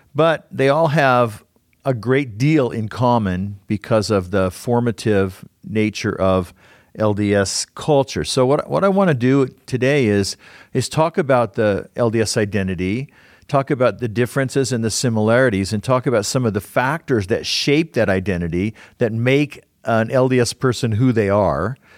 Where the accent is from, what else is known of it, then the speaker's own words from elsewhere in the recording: Southern California, United States; now in Utah, United States; I grew up in Southern California